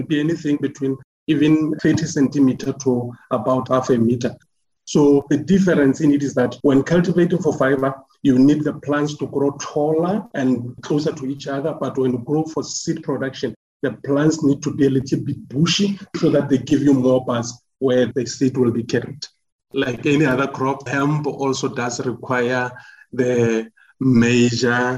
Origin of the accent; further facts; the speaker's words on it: Polokwane, Limpopo, South Africa; moved away as an adult; also born or lived in Free State; I grew up in Limpopo, Polokwane to be specific, and I moved to Free State when I went to do my tertiary qualifications.